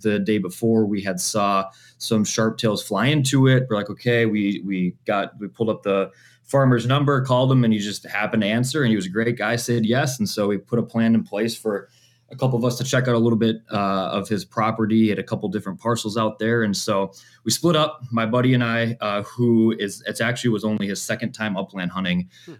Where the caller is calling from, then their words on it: Coon Rapids, Minnesota, United States; I am in Coon Rapids, Minnesota, just north of Minneapolis.